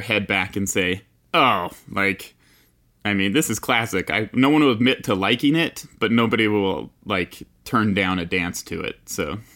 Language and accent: English; Utah, United States; I grew up here in Utah, in the mountains of Utah